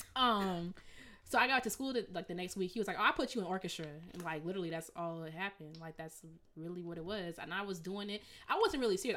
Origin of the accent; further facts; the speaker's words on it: Evanston, Illinois, United States; now in Rochester, United States; I'm from Evanston